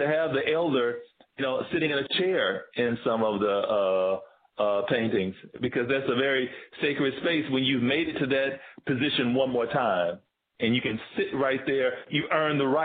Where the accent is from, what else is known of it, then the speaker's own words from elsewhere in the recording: Tennessee, United States; moved away as an adult; also born or lived in Georgia; now in Bay Area, United States; I'm from Tennessee